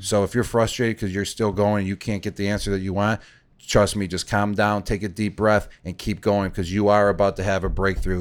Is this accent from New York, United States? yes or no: yes; Buffalo, New York, United States; I grew up in Buffalo, so it was the Buffalo Bills.